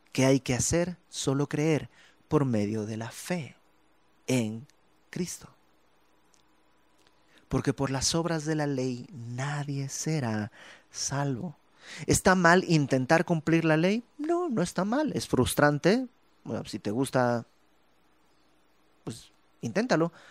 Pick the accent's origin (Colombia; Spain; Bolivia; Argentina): Bolivia; now in Mexico; por alguna razón me regresa el acento. Es porque es parte de mí. No estoy tratando de portarme como boliviano. No, es parte de mí. Yo soy boliviano, es parte de mí. Y cuando estoy en Bolivia sueno mexicano.